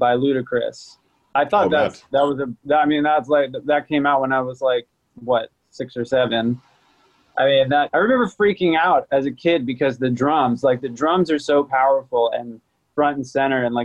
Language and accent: English; New Jersey, United States; I'm actually originally from New Jersey.